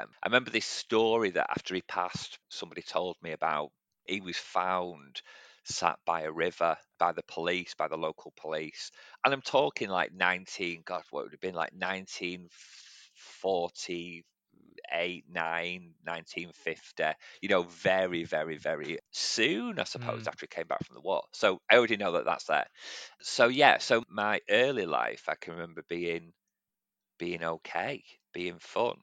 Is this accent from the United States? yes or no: no; Manchester, North West England, United Kingdom; I grew up in actually the part of Manchester where Shameless was filmed, in Gorton, so in East Manchester